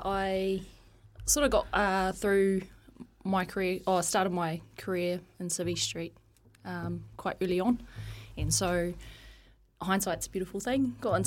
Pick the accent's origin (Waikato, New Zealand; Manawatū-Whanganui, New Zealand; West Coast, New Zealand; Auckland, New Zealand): Manawatū-Whanganui, New Zealand; Taihape; also born or lived in Palmerston North; I was born in Palmerston North. Yeah. Grew up in a small town called Taihape.